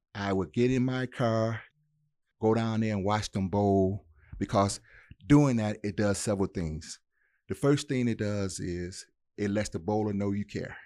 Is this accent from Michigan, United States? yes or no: yes; Detroit, Michigan, United States; moved away; also born or lived in Mississippi; my upbringing was in Detroit